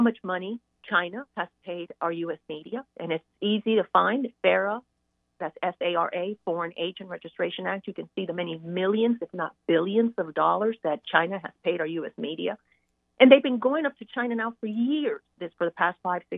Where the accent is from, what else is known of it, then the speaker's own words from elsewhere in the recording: Cuba; now in Hartsville, United States; I was born in communist Cuba, and my family was greatly affected by communism